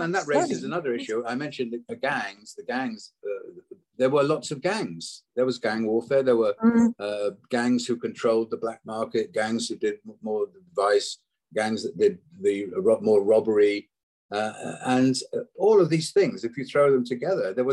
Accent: Wales, United Kingdom; I'm Welsh originally

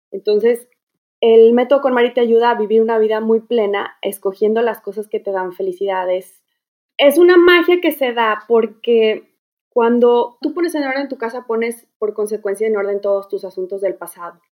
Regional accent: Guadalajara, Jalisco, Mexico; moved away as an adult; now in Houston, United States; de Guadalajara, pero bueno, llevo un año y medio aquí viviendo con mi familia.

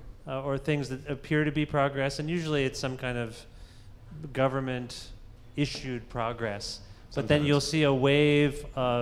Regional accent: Southern Ontario, Canada; growing up in Southern Ontario

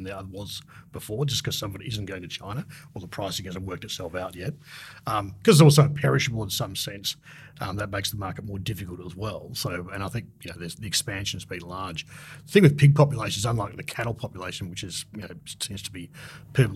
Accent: Australia

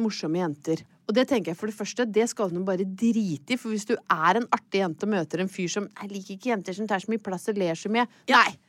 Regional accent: Hedmarken, Innlandet, Norway; jeg er fra Hedmarken

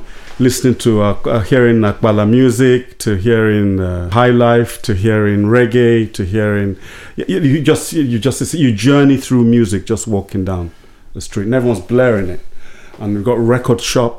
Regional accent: London, United Kingdom; also born or lived in Lagos; I grew up many places. I grew up in London. I grew up in Lagos.

